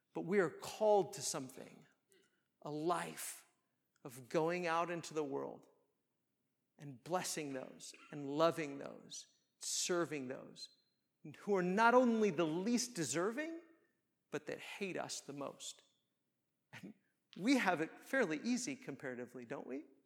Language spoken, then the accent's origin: English; United States; we as American Christians